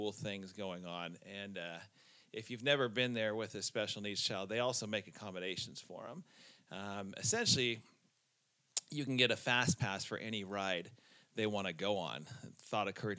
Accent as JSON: {"language": "English", "region": "California", "country": "United States", "tie": "born or raised there", "said": "growing up in California"}